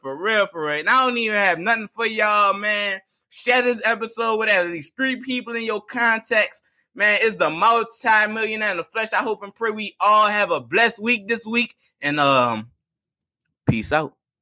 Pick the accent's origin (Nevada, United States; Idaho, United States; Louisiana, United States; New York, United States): Louisiana, United States; East Bank, Plaquemines Parish; I'm from the East Baker Plaquemines Parish